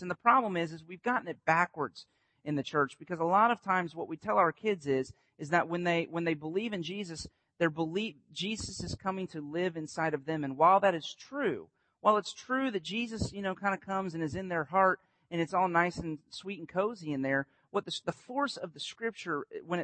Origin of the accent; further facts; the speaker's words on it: Winter Haven, Florida, United States; I grew up on Lake Eloise